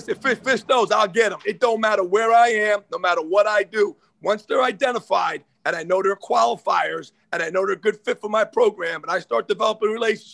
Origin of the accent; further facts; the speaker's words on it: Keyport, New Jersey, United States; I'm from Jersey, and I love Jersey. There's no doubt about it. I'm born and raised here.